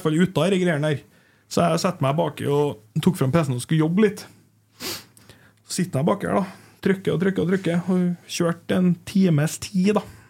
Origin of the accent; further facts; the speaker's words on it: Hommelvik, Trøndelag, Norway; jeg vokste opp i Humlika.